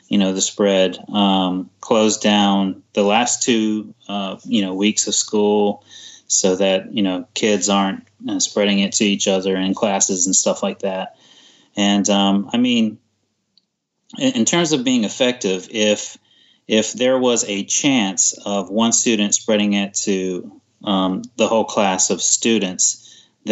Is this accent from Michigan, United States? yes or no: no; North Carolina, United States; moved away as an adult; now in Fukuoka, Japan; I'm originally from North Carolina, and I live in Fukuoka